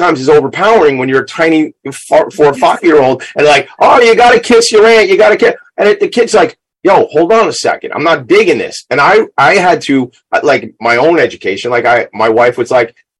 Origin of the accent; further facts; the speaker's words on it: Long Island, New York, United States; I'm from Long Island